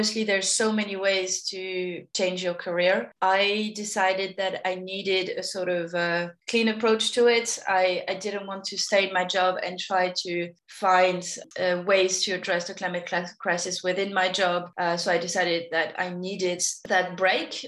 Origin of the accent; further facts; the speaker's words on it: Paris, Île-de-France, France; moved away as an adult; also born or lived in Sydney; now in Australia; I've been living in Australia for 10 years, but I grew up in Paris